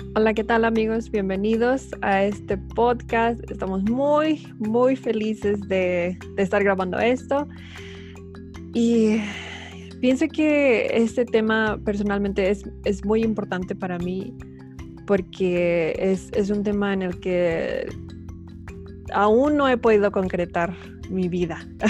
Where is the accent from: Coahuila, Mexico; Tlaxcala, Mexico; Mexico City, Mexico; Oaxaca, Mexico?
Mexico City, Mexico; moved away; yo soy de la Ciudad de México, ya, habíamos dicho esto, y obviamente viví toda mi vida, más de, dos décadas ahí